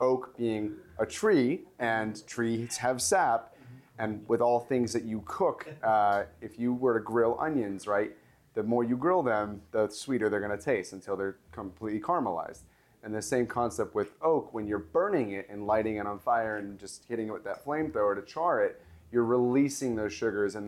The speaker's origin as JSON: {"language": "English", "town": "Los Angeles", "region": "California", "country": "United States", "tie": "born or raised there", "said": "this is from my hometown, this is from LA, where I grew up"}